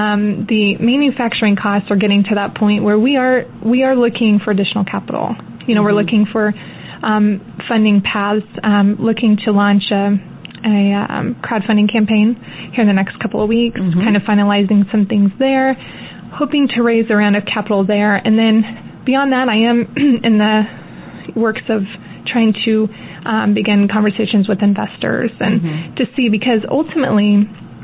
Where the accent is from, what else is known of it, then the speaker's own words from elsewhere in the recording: Kansas City, Missouri, United States; this is where I'm from, my hometown